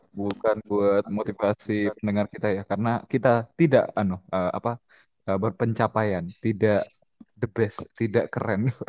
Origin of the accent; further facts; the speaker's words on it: Bontang, East Kalimantan, Indonesia; Soalnya dulu ya di anu di kayak kotaku di Bontang itu